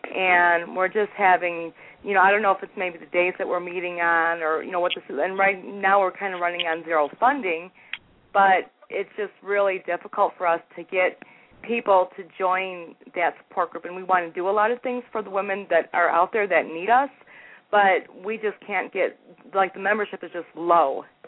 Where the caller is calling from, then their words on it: Denver, Colorado, United States; in Denver.